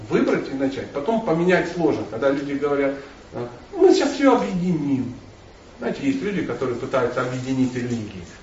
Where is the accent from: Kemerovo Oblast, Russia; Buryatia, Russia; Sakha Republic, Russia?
Buryatia, Russia; Я бурят, значит, Весь мир крутится вокруг бурятов.